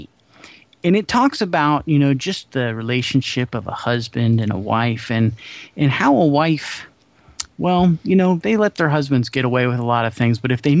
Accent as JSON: {"language": "English", "country": "Australia", "said": "We're Australian."}